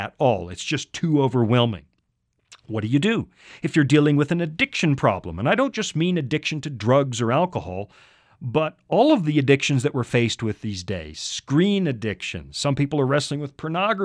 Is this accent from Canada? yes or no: yes; Canada; now in United States; up in Canada like I used to, that's my home country